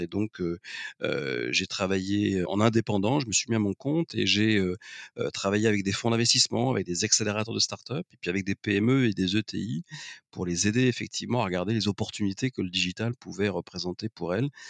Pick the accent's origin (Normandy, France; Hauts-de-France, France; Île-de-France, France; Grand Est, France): Grand Est, France; Lorraine; je suis né en Lorraine, d'une famille avec des origines à la fois ouvrières et, paysannes